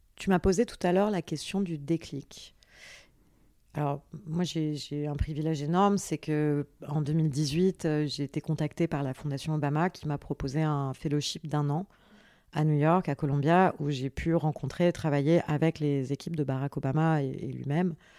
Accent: France; also born or lived in Paris / south of France; je suis née à Paris euh, le 9 juin 1987. Euh, j'ai grandi entre Paris et le sud de la France

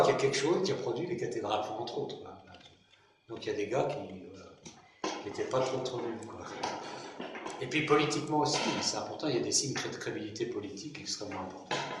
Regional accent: Brittany, France; je suis breton.

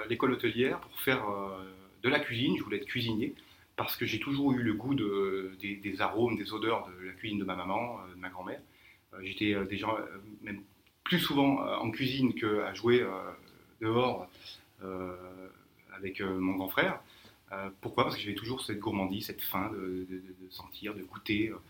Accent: Clermont-Ferrand, Auvergne-Rhône-Alpes, France; moved away as an adult; also born or lived in Tours; now in Mauritius; je, suis sommelier, je suis natif donc d'Auvergne, de Clermont-Ferrand, puis même un petit village près du Mont d'Or, la méconnu.

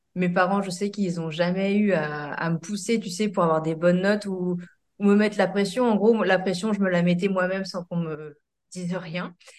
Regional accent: Seine-Maritime, Normandy, France; Je suis euh, du coup originaire de Seine-Maritime entre Le Havre et Rouen

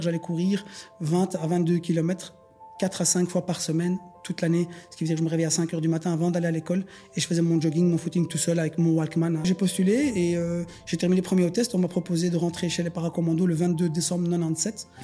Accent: Schaerbeek, Brussels-Capital Region, Belgium; je suis né à Bruxelles. Euh, je suis scarbécois de naissance. J'ai grandi dans les écoles populaires

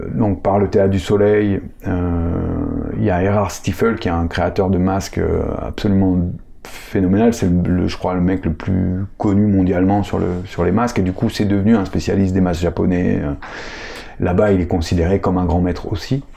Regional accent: Paris, Île-de-France, France; moved away; je suis parisien, donc ma famille est à Paris, euh, mes attaches sont à Paris

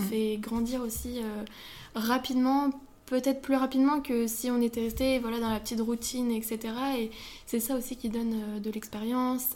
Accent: Brittany, France; on est bretonne

